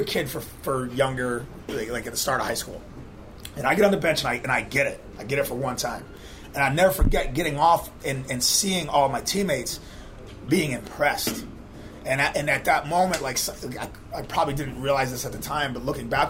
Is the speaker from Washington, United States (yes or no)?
no; Western Massachusetts, United States; now in Charleston, United States; I was 15 years old. I'm from Western Massachusetts